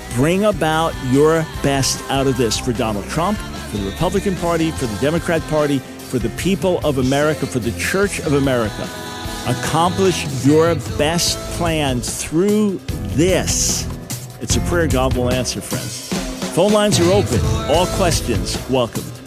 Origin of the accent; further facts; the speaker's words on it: Long Island, New York, United States; moved away; also born or lived in Pensacola, Florida; New York Jew, born in New York City, raised on Long Island